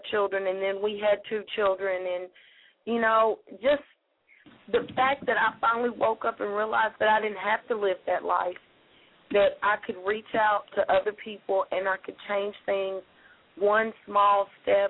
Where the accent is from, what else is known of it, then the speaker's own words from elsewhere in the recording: Tennessee, United States; my hometown